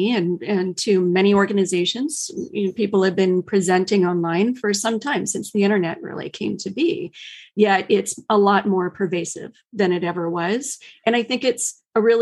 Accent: Midwest, United States; also born or lived in Chicagoland area / Ohio / Wisconsin; now in Silicon Valley, United States; I live in Silicon Valley, but my roots are in the Midwest. Spent a good number of years in the Chicagoland area, and family from Ohio and Wisconsin

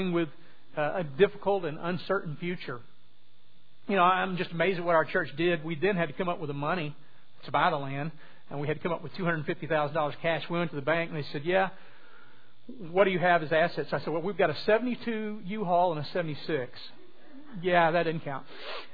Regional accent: southwest Louisiana, United States; moved away; I'm originally from southwest Louisiana

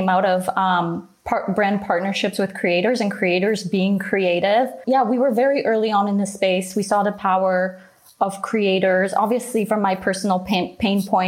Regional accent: Canada; growing up in Canada, living in Canada

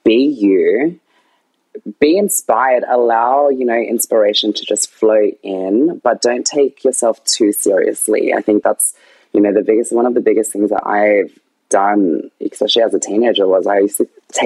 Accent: Canberra, Australian Capital Territory, Australia; I've never left Canberra. I've never left my hometown.

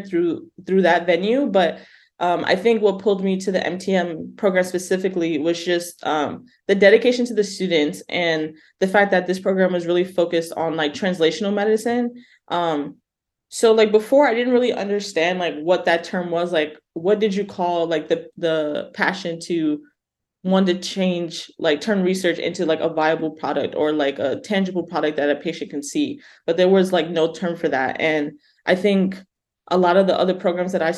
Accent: New York, United States; accent: New York twang; moved away as an adult; also born or lived in Massachusetts; now in Berkeley, United States; I'm born and raised in New York, so you might hear that twang come out a little bit

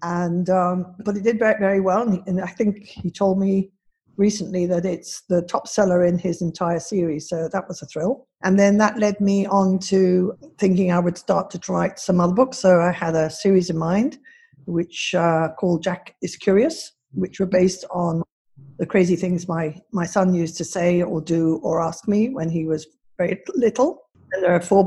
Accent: Singapore; me growing up in Singapore as a young girl, a tomboy

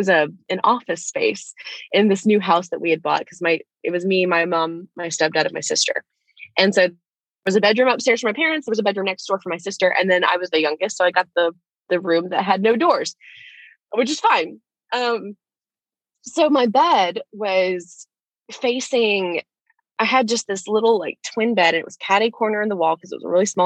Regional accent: Gulf Coast in Alabama, United States; moved away as an adult; now in Orlando, United States; I grew up in Alabama.

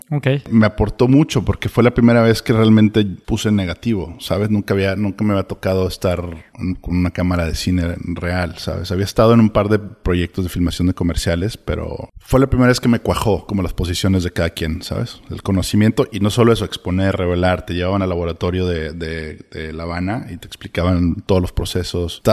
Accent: Monterrey, Nuevo León, Mexico; moved away as an adult; now in Los Angeles, United States; Soy de Monterrey, sí.

